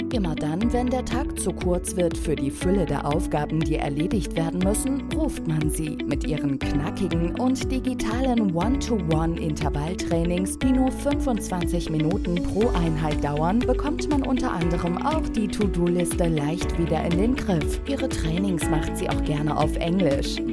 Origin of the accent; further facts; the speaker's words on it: Hamburg, Germany; Ich komme aus Hamburg, bin aber auch sehr, sehr gerne hier unten in Bayern unterwegs, also auch persönlich, nicht nur digital. Lebe in Hamburg seit mittlerweile 40